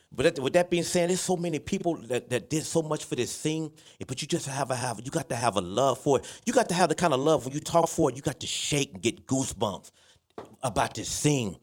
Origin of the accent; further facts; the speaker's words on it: Dallas, Texas, United States; I'm from Oak Cliff, I'm South Dallas